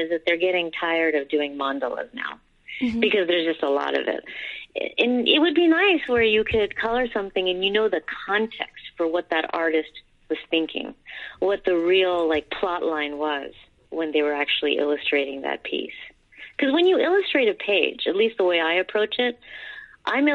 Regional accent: New Jersey, United States; born or raised there; also born or lived in India

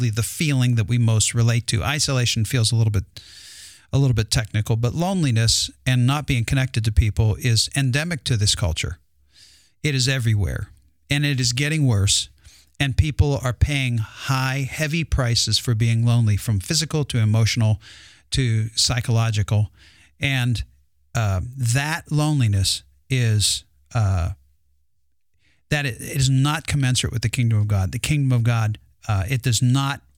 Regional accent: United States; we're Americans

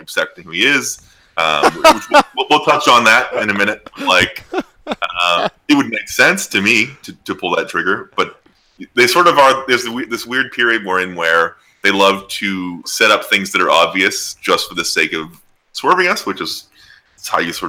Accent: Canada; we're all Canadian white guys

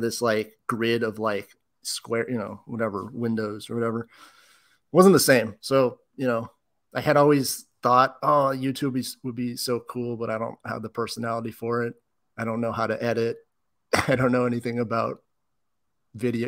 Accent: Bay Area, California, United States; now in Whittier, United States; I'm actually from the Bay Area

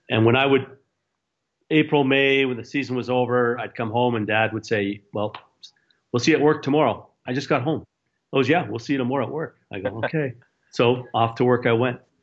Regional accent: Edmonton, Alberta, Canada; moved away; also born or lived in Chicago; I left Chicago to go to Edmonton

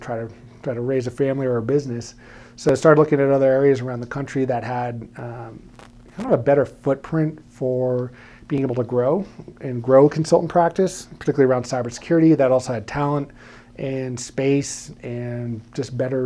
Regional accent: New York City, New York, United States; moved away as an adult; also born or lived in Poughkeepsie, New York / Brooklyn, New York; now in Colorado, United States; From New York, born and raised

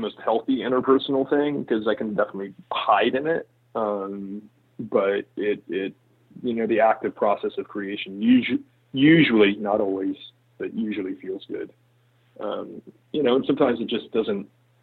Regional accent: Riverside, California, United States; moved away; also born or lived in San Francisco; I grew up in Riverside, California, which is about an hour outside of LA.

